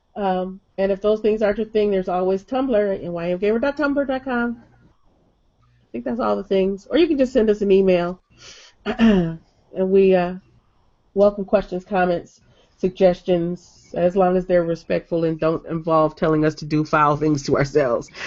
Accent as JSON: {"language": "English", "town": "Detroit", "region": "Michigan", "country": "United States", "said": "I'm from Detroit"}